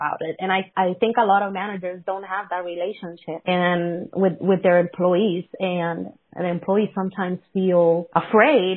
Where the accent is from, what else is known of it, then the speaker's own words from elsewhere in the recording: Puerto Rico; first language Spanish; English is a second language; now in United States; I'm Puerto Rican. And my first language is still Spanish.